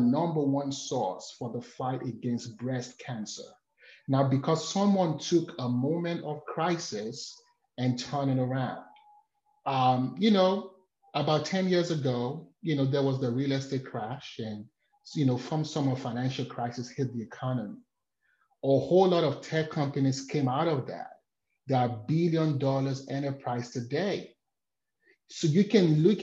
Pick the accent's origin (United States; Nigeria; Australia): Nigeria; moved away; I'm from Nigeria.